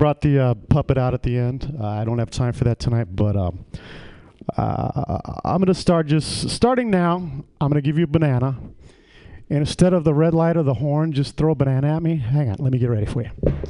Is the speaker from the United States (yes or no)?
no; Ireland; Because, you know, I'm Irish.